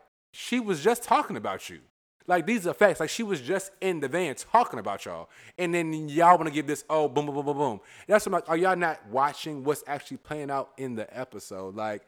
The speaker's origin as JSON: {"language": "English", "region": "Virginia", "country": "United States", "said": "I'm clearly from Virginia."}